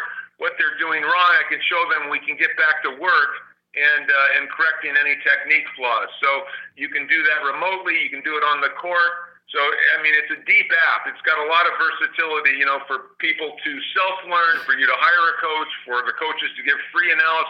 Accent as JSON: {"language": "English", "town": "San Diego", "region": "California", "country": "United States", "tie": "born or raised there", "moved": "as an adult", "said": "I grew up in San Diego at the public parks in the, you know, in the 60s. And you know, by the time I left San Diego in the early 70s"}